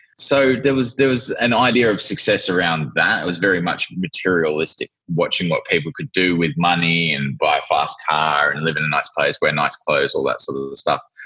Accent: Australia; moved away as an adult; also born or lived in New Zealand; now in Vanuatu; I was born in Australia, lived in New Zealand for two years, and then we um, decided to make a move to Vanuatu

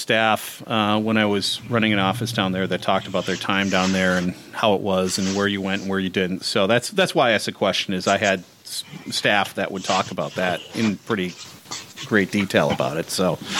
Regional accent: Minnesota, United States; I'm from Minnesota.

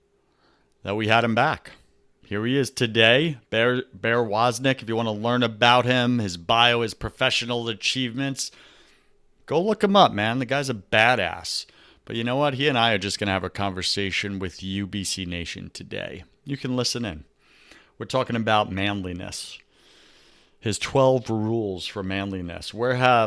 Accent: Long Island, New York, United States; I grew up on Long Island

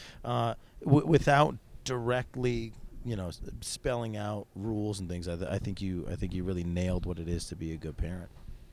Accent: Syracuse, New York, United States; also born or lived in Albany; I grew up in Syracuse, New York.

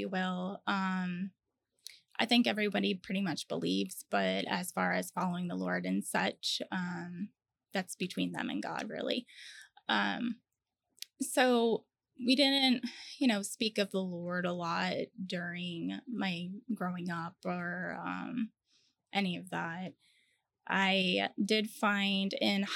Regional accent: Connecticut, United States; moved away as an adult; also born or lived in Virginia / Charleston; now in Orlando, United States; I grew up in Connecticut and I was there until I was about 20 years old

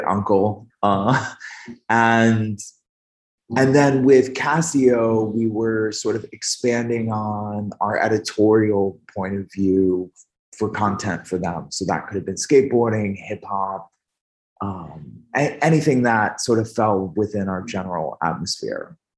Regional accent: upstate New York, United States; moved away as an adult; also born or lived in Albany; where I grew up in upstate New York, there's a lot of energy

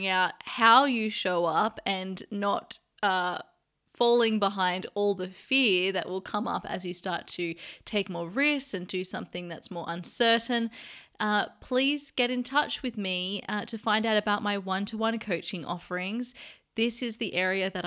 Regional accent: Sydney, New South Wales, Australia; now in London, United Kingdom; my hometown in Sydney, Australia

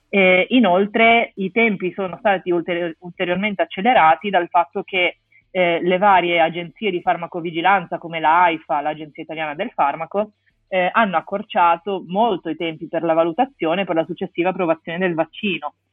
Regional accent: Genoa, Liguria, Italy; moved away as an adult; also born or lived in Rome; now in Milan, Italy; sono di Genova

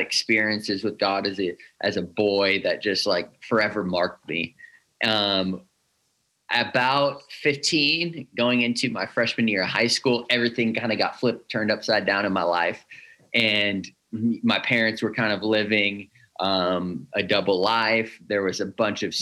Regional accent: Northern California, United States; I grew up here in Northern California

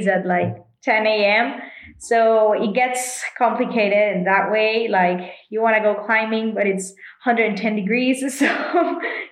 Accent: Monterrey, Nuevo León, Mexico; I'm from Monterey, Mexico, and I'm a professional cyclist

